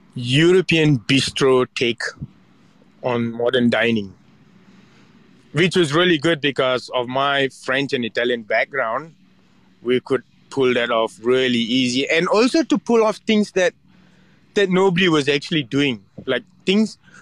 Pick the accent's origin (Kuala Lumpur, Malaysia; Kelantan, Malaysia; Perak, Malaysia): Perak, Malaysia; Ipoh; moved away; my hometown in Ipoh